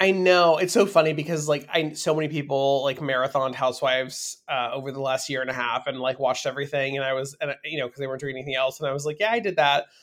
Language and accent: English; Beverly Hills, California, United States; also born or lived in San Fernando Valley, California; I grew up in Beverly Hills